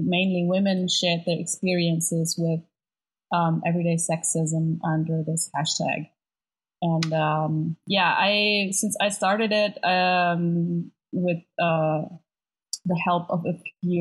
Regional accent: Germany; also born or lived in Berlin; I live on the internet and in Berlin, so I'm from Germany

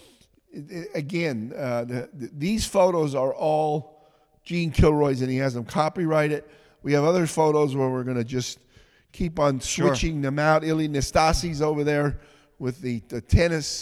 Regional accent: Shenandoah, Pennsylvania, United States; I'm from Shenandoah

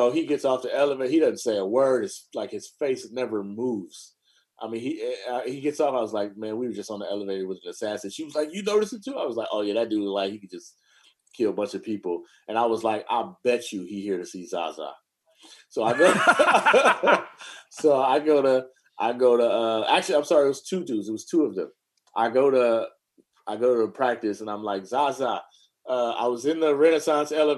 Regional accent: Oakland, California, United States; I grew up in East Oakland.

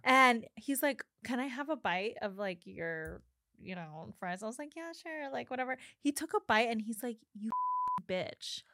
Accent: New Mexico, United States; because I grew up in New Mexico

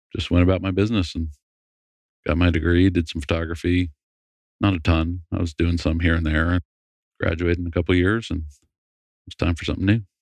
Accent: Massachusetts, United States; moved away as an adult; I grew up in Massachusetts

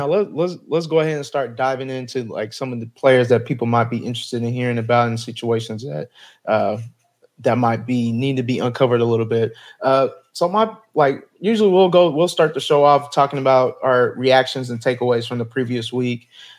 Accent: Dallas, Texas, United States; I'm born and raised in Dallas, Texas, so you already know I'm a Cowboys fan.

